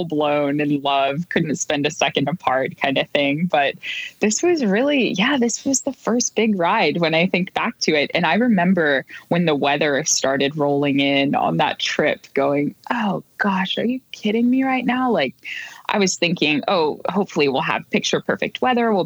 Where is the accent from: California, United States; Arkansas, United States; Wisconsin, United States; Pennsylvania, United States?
California, United States; moved away; I am from California originally